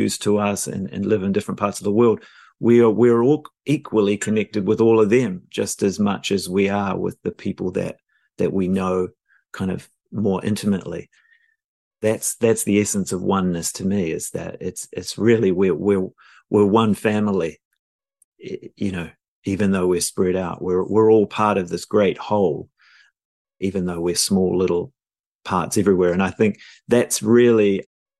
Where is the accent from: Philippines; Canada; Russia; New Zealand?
New Zealand; moved away as an adult; also born or lived in London, United Kingdom; now in Los Angeles, United States; I was born in New Zealand